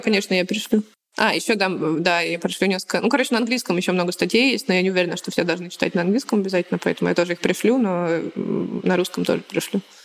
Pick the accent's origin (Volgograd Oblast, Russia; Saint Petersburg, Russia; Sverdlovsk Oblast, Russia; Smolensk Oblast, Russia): Smolensk Oblast, Russia; Smolensk; я типа из Смоленска